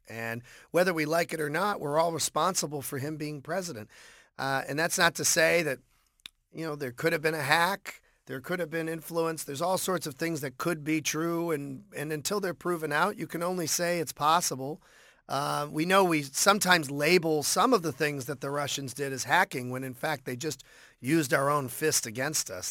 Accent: Boston, Massachusetts, United States; growing up in Boston

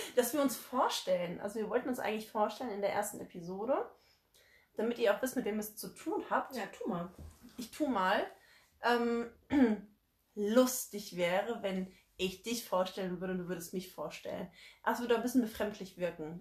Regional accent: Frankfurt, Hesse, Germany; gebürtige Frankfurterin tatsächlich und auch sehr, sehr stolz darauf

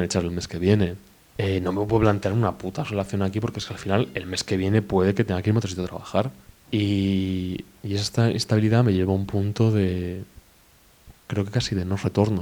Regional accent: Spain; also born or lived in Mexico; soy español.

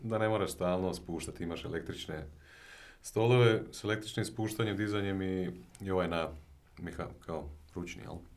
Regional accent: Osijek, Osijek-Baranja County, Croatia; ja sam inače iz Osijeka, ovaj, mhm. djetinstvo sam tamo proveo

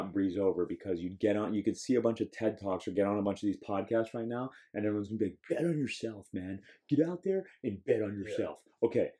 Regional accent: Miami, Florida, United States; I know people from Miami, I'm from Miami.

